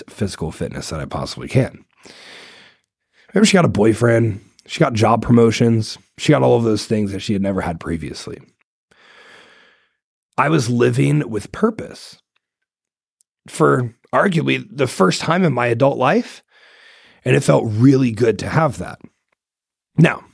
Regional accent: Ohio, United States; I'm from Ohio. I'm a Buckeye, born and raised

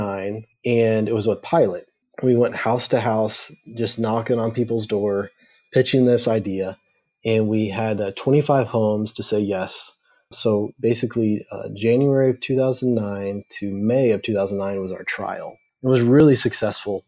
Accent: Houston, Texas, United States; We grew up together in the Houston area, and then we made our way over to Baylor University.

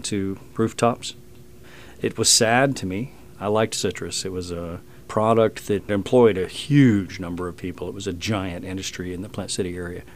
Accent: Lakeland, Florida, United States; I grew up in Lakeland

